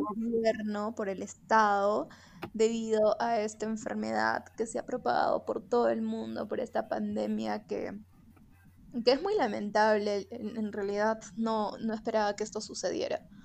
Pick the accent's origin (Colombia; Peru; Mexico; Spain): Peru; vivimos en el Perú, somos peruanos